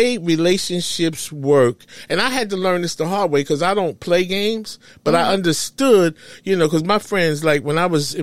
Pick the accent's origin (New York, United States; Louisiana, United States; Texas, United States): New York, United States; I'm from New York